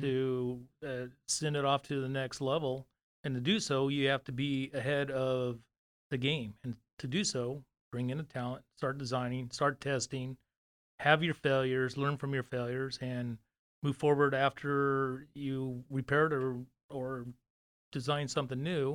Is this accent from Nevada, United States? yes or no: no; Fresno, California, United States; moved away as an adult; now in Dallas, United States; I'm from Fresno, California, from, uh, so I was born and raised there